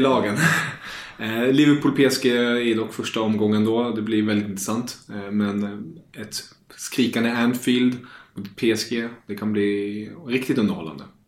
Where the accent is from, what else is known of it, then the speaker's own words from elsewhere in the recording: Germany; jag som tysk